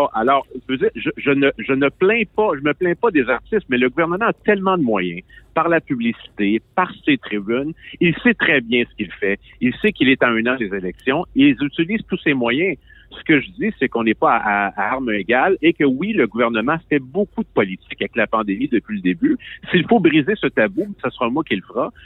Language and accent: French; Quebec, Canada; Je suis un Québécois